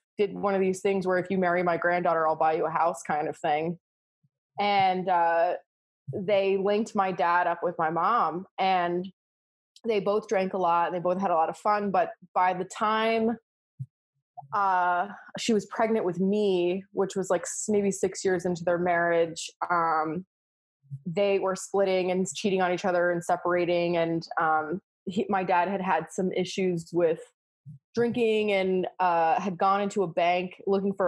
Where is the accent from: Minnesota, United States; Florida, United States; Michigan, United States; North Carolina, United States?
Florida, United States; also born or lived in Oklahoma; I grew up in Florida